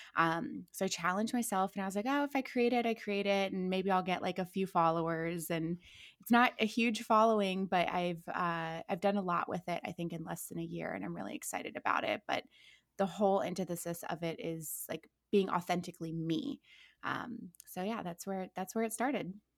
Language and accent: English; Akron, Ohio, United States; moved away as an adult; also born or lived in Orange County; now in Los Angeles, United States; I'm born and raised in Akron, Ohio